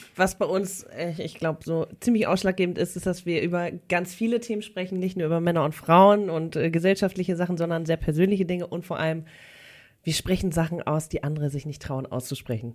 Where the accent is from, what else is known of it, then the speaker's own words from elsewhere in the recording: Hamburg, Germany; Ich komme aus Hamburg